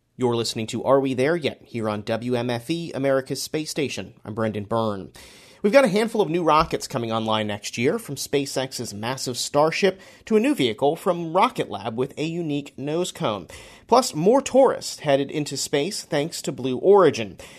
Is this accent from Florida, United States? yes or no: yes; Florida, United States; I, I grew up in Florida.